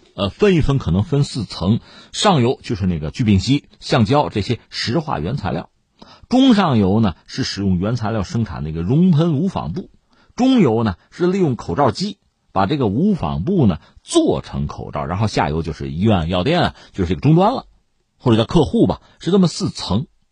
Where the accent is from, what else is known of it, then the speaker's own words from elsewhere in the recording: China; 我们中国人还有特殊的词儿，养生啊